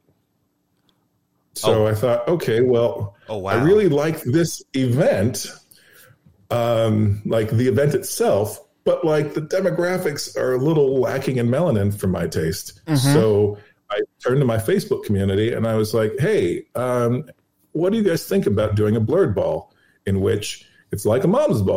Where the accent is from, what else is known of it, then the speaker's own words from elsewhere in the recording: Los Angeles, California, United States; also born or lived in New York; now in New Orleans, United States; that's where I'm from Los Angeles. I escaped Los Angeles to New York, and then I escaped New York to come here.